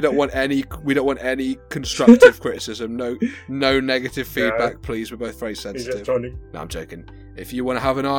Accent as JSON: {"language": "English", "region": "England", "country": "United Kingdom", "said": "I'm English."}